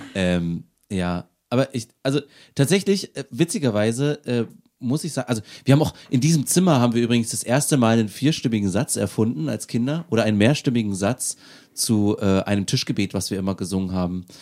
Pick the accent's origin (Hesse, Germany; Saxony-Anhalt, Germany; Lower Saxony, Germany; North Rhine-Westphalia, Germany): Saxony-Anhalt, Germany; Aschersleben; Aus Aschersleben.